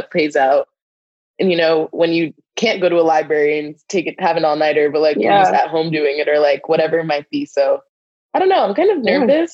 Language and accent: English; Northeast, United States; moved away; I'm from the Northeast